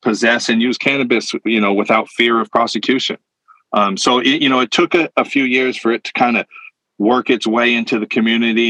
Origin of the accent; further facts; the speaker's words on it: Modesto, California, United States; I grew up in California, kind of immersed in like the cannabis culture in the early 90s